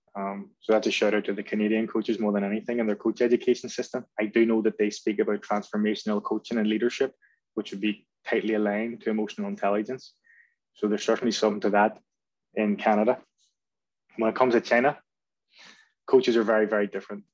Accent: Belfast, Northern Ireland, United Kingdom; moved away as an adult; I was brought up in North Belfast, which is a bit of a, a football hotbed

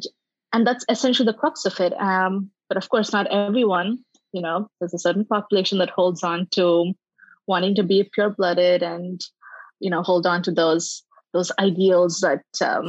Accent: Dubai, United Arab Emirates; first language English; moved away as an adult; also born or lived in India / Bangalore, India; now in California, United States; I was born in India. Yep. Okay. Lived there for a little bit and then moved to Dubai with my family. Spent most of my childhood there before I moved to India, where I was a journalist.

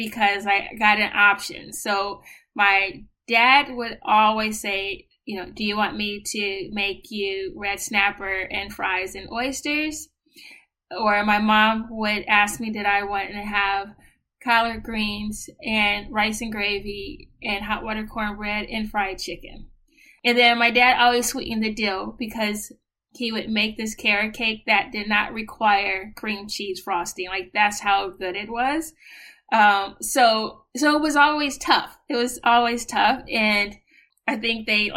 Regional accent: San Francisco, California, United States; moved away as an adult; now in New York, United States; I am originally from San Francisco, California

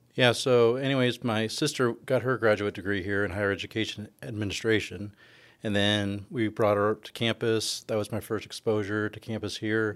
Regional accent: California, United States; moved away as an adult; also born or lived in Ithaca, New York / Bowling Green, Ohio / Seattle, Washington; now in Texas, United States; I'm from California originally

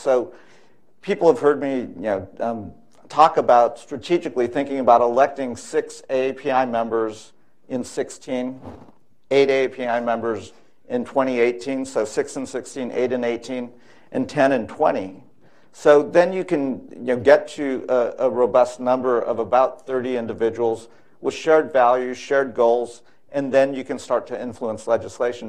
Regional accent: California, United States; I was born and raised in California, lifelong um, Californian

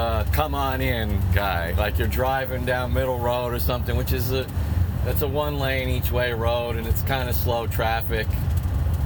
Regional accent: New York, United States; moved away as an adult; now in New Jersey, United States; growing up in New York

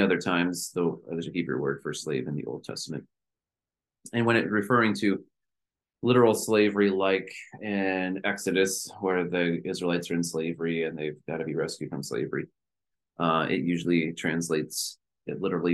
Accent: United States; we are Americans

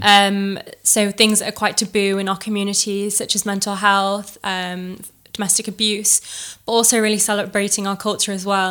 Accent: Chesterfield, East Midlands, United Kingdom; I was born and bred in Chesterfield

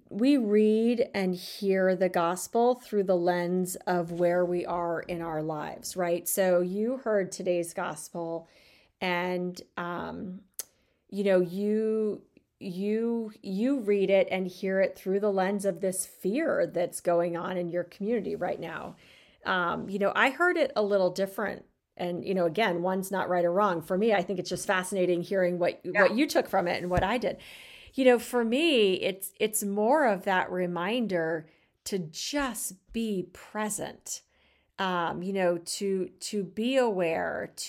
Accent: Arizona, United States; growing up in Arizona

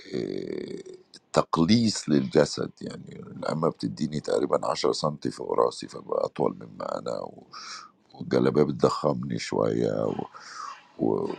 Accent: Upper Egypt, Egypt; اتربيت انا في الفتره اللي البنت في الصعيد

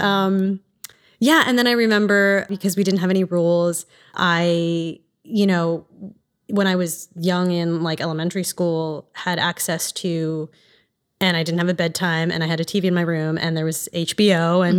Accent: East Coast, United States; born or raised there

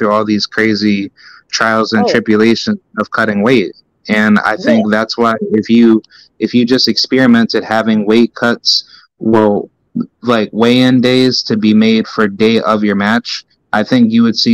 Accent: Albany, New York, United States; also born or lived in Clifton Park, New York; I'm from Albany, but I went to school up in Clifton Park, up in the Saratoga region

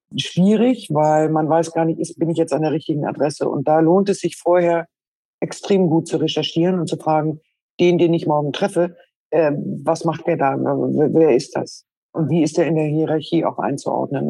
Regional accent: Schleswig-Holstein, Germany; moved away; also born or lived in Berlin; Ich selbst bin geboren in Schleswig-Holstein, äh, eher landwirtschaftlich geprägt

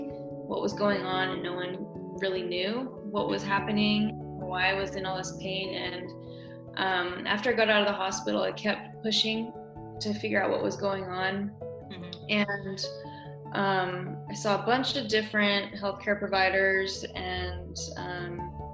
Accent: Oregon, United States; also born or lived in California; now in Northeast Tennessee, United States; I'm from Oregon

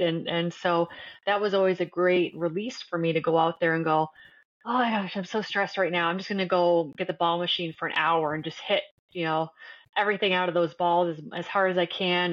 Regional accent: Windsor, Ontario, Canada; moved away as an adult; now in United States; growing up in Canada

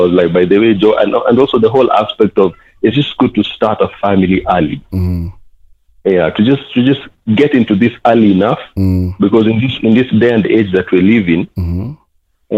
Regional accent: Nairobi, Kenya; I'm a BBK, born and bred in Kibera.

